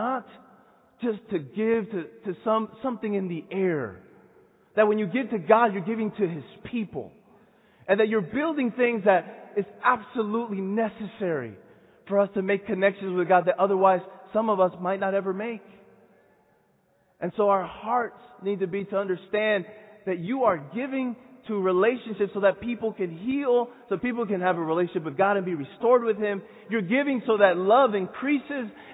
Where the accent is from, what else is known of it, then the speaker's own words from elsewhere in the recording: Santo Domingo, Distrito Nacional, Dominican Republic; Dominican Republic. This is my hometown. Santo Domingo. That's where I'm from.